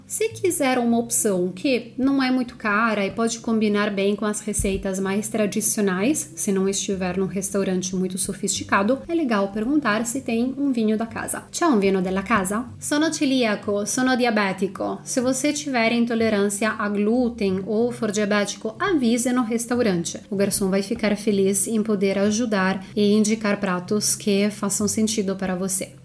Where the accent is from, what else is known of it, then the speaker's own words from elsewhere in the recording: Italy; Portuguese is a second language; moved away as an adult; also born or lived in São Paulo, Brazil; A gente, como italianos